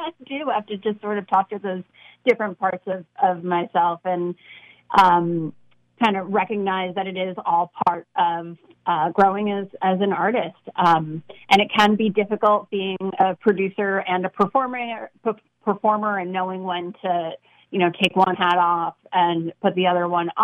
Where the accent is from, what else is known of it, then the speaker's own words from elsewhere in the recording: New York City, New York, United States; Born and raised in Brooklyn, like you said, went to NYU